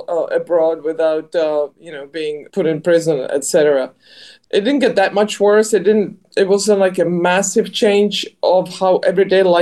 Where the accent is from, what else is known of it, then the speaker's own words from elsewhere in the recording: a small town outside Prague, Central Bohemian Region, Czechia; moved away as an adult; now in United States; I had a great childhood growing up in a small town outside Prague, 5,000 people